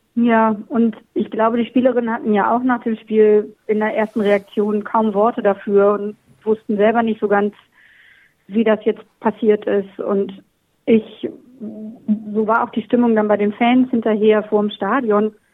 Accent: Germany; now in Australia

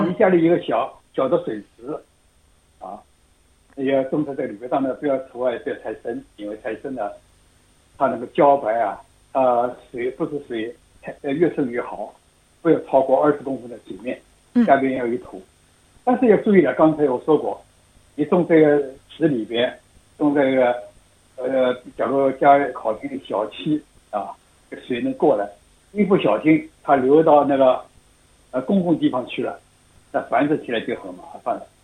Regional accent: Shanghai, China; now in Australia; 我们上海人就叫焦白嘛

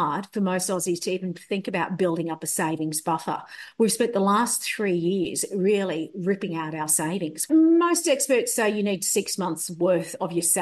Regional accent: Liguria, Italy; Essendo io ligure, non posso che dire.

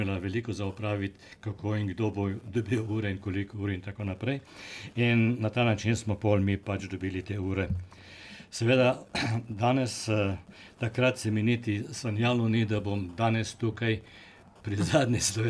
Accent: Slovenia; now in Australia; In že takrat smo imeli Slovenci več ali manj skoraj. Kar nekaj problemov z tem

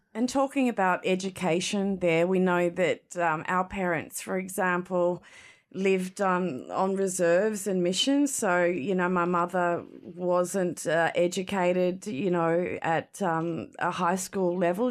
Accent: Cherbourg, Queensland, Australia; we come from Cherbourg community

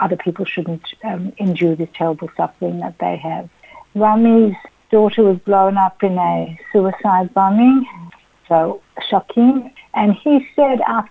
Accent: Melbourne, Victoria, Australia; also born or lived in Israel; I was born here in Melbourne, but I've always been very connected to Israel.

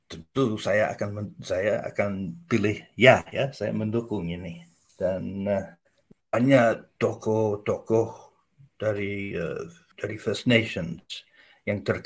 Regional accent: Australia; Indonesian is a second language; Saya warga Australia.

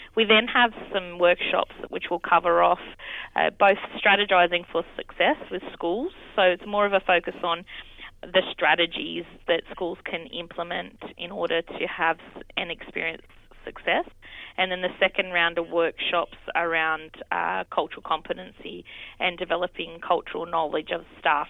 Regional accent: Campbelltown, New South Wales, Australia; here uh, is where I've been born and raised

